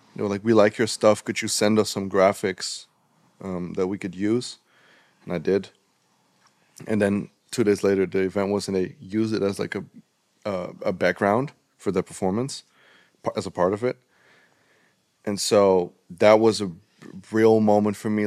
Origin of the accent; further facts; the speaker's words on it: Netherlands; we in in the Netherlands